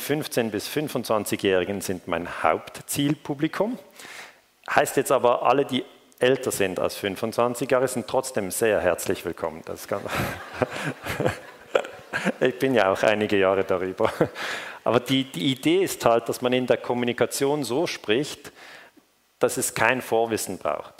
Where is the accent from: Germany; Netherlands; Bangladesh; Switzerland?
Switzerland; Ich komme aus der Schweiz